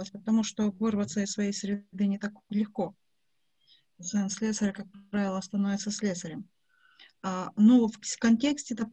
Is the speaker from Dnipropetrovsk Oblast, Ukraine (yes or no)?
yes; Dnipro, Dnipropetrovsk Oblast, Ukraine; now in Kyiv, Ukraine; Я живу в Киеве, но я из Днепра. У меня папа металлург, я не металлург.